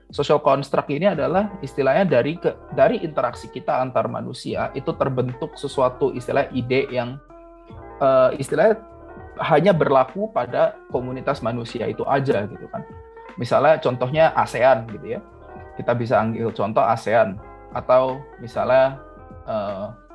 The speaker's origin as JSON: {"language": "Indonesian", "country": "Indonesia", "moved": "as an adult", "lives_now": "Singapore", "said": "aku yang orang Indonesia"}